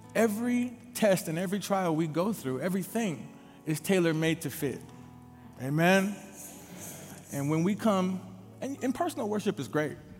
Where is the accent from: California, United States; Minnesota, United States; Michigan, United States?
Minnesota, United States; Minneapolis; about 12 years old, growing up in the Twin Cities of Minneapolis and St. Paul